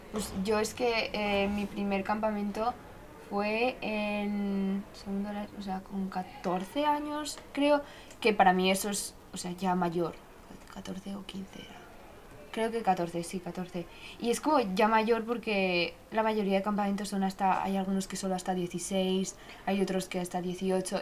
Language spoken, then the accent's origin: Spanish; Zaragoza, Aragon, Spain; somos de Zaragoza